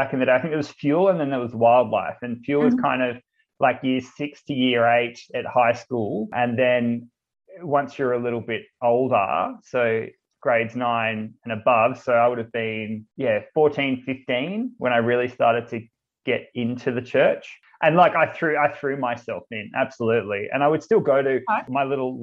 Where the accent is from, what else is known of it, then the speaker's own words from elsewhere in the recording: Cherrybrook, New South Wales, Australia; I grew up in Cherrybrook, which is in the Hills area